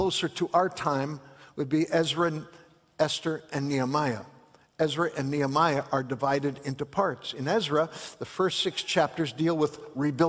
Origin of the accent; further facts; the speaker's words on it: Chicago, Illinois, United States; I grew up in Chicago